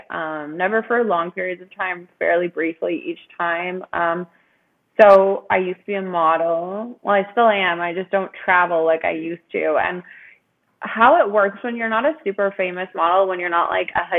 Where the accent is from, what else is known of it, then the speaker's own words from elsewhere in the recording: Ontario, Canada; I'm from Ontario.